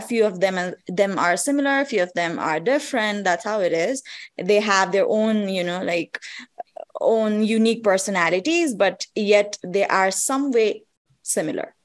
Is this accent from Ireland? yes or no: no; Kathmandu, Bagmati, Nepal; the place that is most developed is obviously kathmandu and that's where i'm